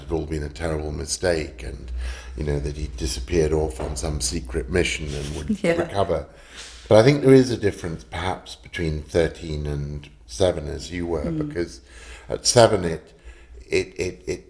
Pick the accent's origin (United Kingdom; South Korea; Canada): United Kingdom; if people ask me where I'm from, I'd say I'm British.